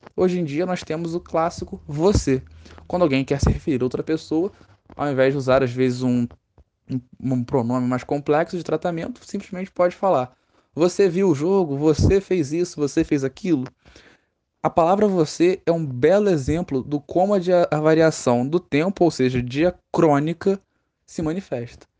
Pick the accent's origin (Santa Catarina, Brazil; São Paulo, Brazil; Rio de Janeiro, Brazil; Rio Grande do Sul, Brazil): Rio de Janeiro, Brazil; no Rio de Janeiro, nós falamos mais assim